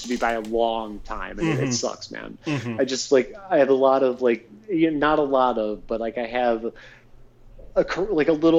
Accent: Cleveland, Ohio, United States; my hometown

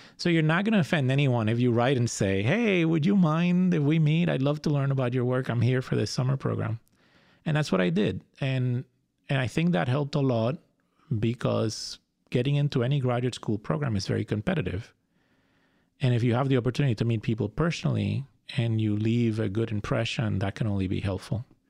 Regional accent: Fajardo, Puerto Rico; moved away; I was born and raised in Puerto Rico. I grew up in Fajardo, which is a beach town.

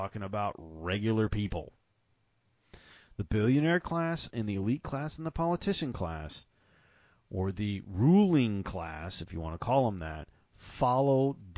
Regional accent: the South, United States; I'm from the South. That's kind of how we think about things down here

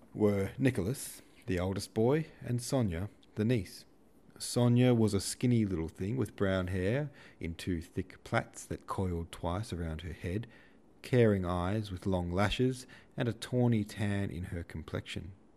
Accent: Australia; I was born in Australia

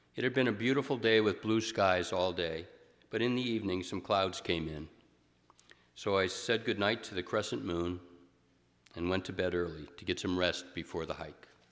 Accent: Canton, Ohio, United States; moved away as an adult; also born or lived in Rockport, Massachusetts; I grew up in Canton, and I had left there just a few months before

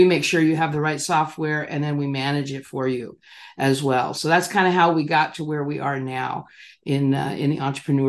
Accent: Chula Vista, California, United States; Well, I grew up in Southern California in San Diego County, the city of Chula Vista, and you know, just a kind of a normal mid-level upbringing.

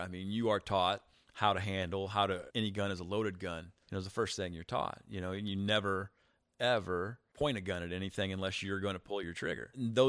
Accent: Eureka, Illinois, United States; now in Chicago, United States; I grew up in a small town.

